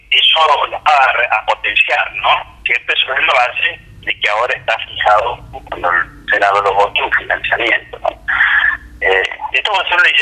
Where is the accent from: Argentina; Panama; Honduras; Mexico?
Argentina; así somos los argentinos.